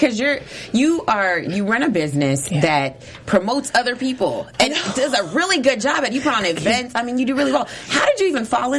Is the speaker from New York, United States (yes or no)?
no; Kentucky, United States; now in Los Angeles, United States; I'm from Kentucky, honey.